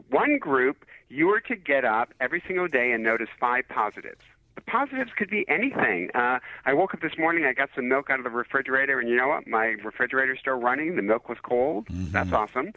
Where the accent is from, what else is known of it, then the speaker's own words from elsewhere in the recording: Detroit, Michigan, United States; I'm from Detroit